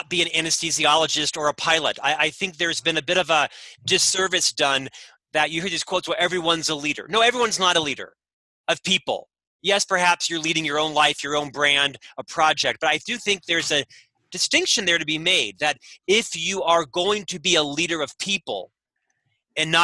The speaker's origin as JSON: {"language": "English", "town": "Orlando", "region": "Florida", "country": "United States", "tie": "born or raised there", "also_born_or_lived": "London / Chicago", "moved": "yes", "lives_now": "Utah, United States", "said": "Originally from Orlando, Florida"}